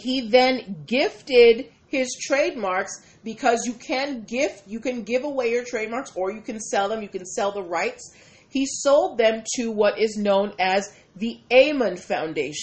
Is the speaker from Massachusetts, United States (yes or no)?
yes; Boston, Massachusetts, United States; Born and raised in Boston